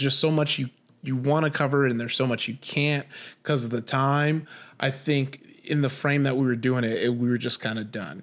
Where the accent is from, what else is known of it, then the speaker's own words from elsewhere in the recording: Compton, California, United States; I grew up in Compton, uh, you know, uh, 90s kid